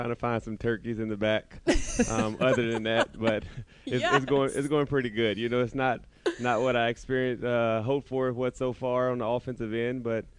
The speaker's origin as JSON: {"language": "English", "region": "Indiana", "country": "United States", "tie": "born or raised there", "said": "it's always a dream for me to put on an Indiana Pacers jersey and go out and put on for my hometown team."}